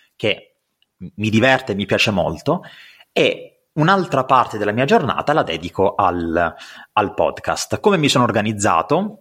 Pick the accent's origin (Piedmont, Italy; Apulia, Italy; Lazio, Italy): Apulia, Italy; accent: pugliese; sono pugliese come penso si possa sentire dal mio accento